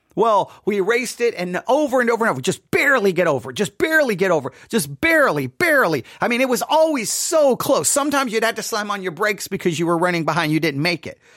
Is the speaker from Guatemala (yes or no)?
no; Buffalo Gap, Texas, United States; growing up in Buffalo Gap